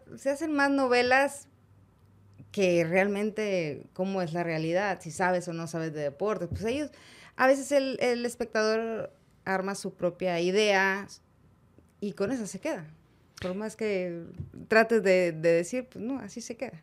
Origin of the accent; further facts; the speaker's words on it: Monterrey, Nuevo León, Mexico; Soy de Monterrey, soy regia, 100%. No nací en la conchita, nací en el IMSS.